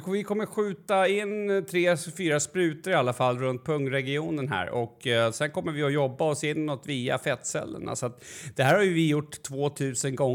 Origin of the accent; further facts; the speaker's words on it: Sweden; och jag vet inte om det beror på att vi är svenskar och hur det låter.